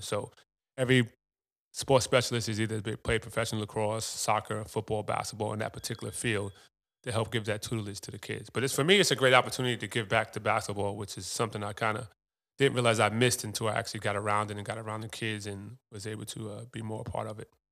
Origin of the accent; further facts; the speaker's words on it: New York, United States; Ron Artest, so I grew up with in New York